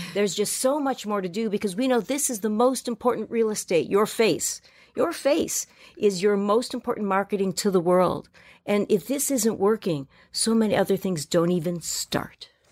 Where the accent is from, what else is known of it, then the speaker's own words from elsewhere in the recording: Miami, Florida, United States; moved away as an adult; I come off the boat from Miami